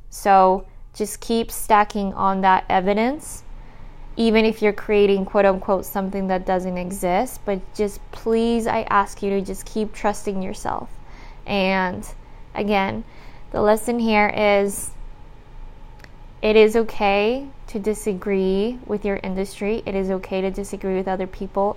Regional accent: Utah, United States; also born or lived in Colombia; I grew up in uh, Utah. I am a daughter of Colombian immigrants. I'm an immigrant too

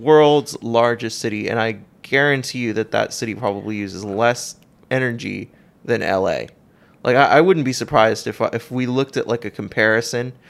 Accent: San Gabriel Valley, Los Angeles, California, United States; I am from a suburb of Los Angeles. I lived out in the San Gabriel Valley

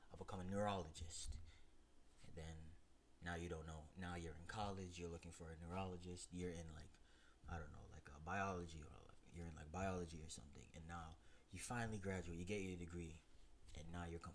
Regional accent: New York City, New York, United States; Born and raised in Brooklyn

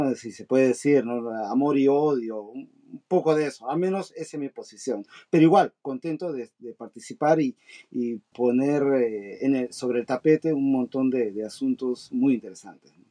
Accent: Peru; now in Japan; nosotros, peruanos, emigrantes que vivimos muchísimos años en el extranjero

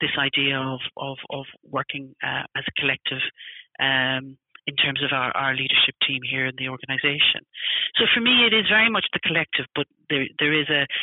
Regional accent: Ireland; also born or lived in United States; now in United Kingdom; I'm obviously originally from Ireland

